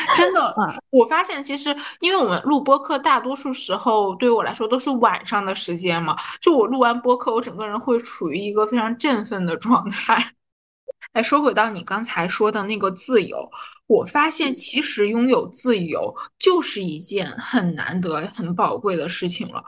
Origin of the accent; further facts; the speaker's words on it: Harbin, Heilongjiang, China; now in Shanghai, China; 我现在对于我家乡哈尔滨的念想就在于我的亲人还在哈尔滨